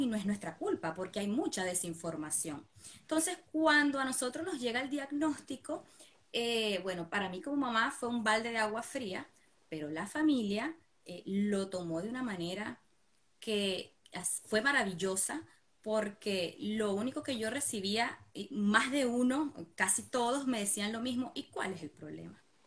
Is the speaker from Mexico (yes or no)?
no; Venezuela; now in Buenos Aires, Argentina; Vivimos en Buenos Aires, Argentina. Y bueno, eh, somos, somos inmigrantes, somos de Venezuela.